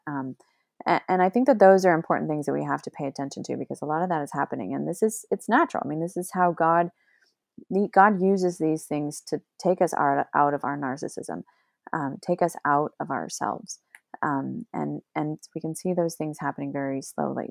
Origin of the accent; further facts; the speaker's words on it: Oregon, United States; moved away; I grew up in Oregon and I could go to the mountains anytime I wanted